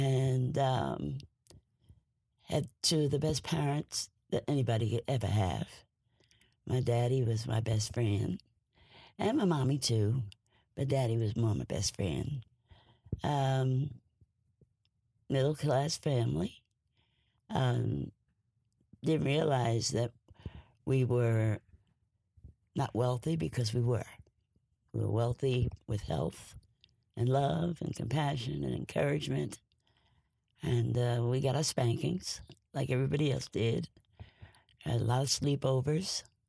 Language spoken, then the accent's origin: English; East Orange, New Jersey, United States; I was born and raised in East Orange, New Jersey. I lived on a street called Sterling Street, which was, I describe it as virtually the United Nations.